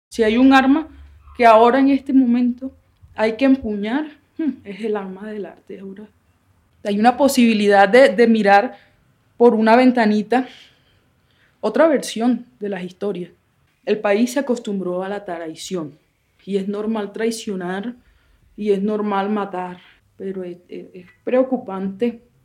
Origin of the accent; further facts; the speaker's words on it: Barranquilla, Atlántico, Colombia; now in Pondores, Colombia; Yo nací en Barranquilla, en Barranquilla en 1990, calles de tierra, niñitos en la calle